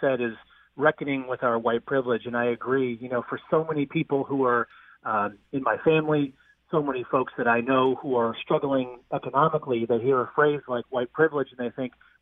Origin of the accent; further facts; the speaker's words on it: outside of Boston, Massachusetts, United States; I grew up outside of Boston.